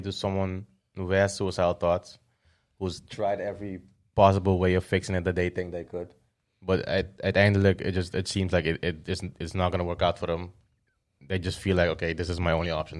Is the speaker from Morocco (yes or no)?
no; Curaçao; born or raised there